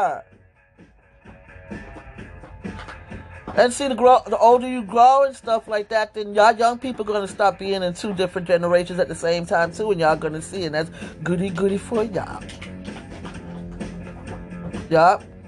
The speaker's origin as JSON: {"language": "English", "country": "United States", "lives_now": "Pennsylvania, United States", "said": "I'm an American"}